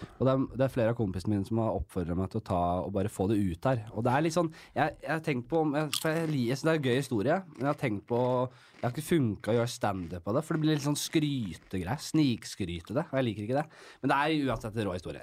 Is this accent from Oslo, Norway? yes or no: yes; Oslo, Norway; Vokst opp øverst på Bekkelaget.